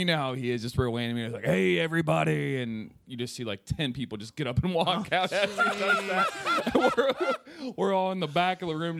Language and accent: English; Columbus, Ohio, United States; moved away; No, I'm from Ohio.